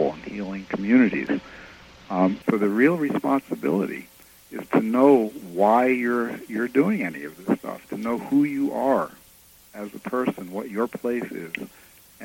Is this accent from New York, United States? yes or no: yes; New York City, New York, United States; now in Maine, United States; I grew up in New York City